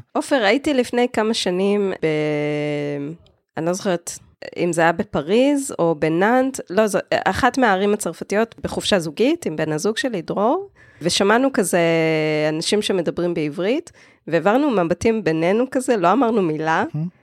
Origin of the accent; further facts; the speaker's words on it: Israel; מודעות עצמית כישראלית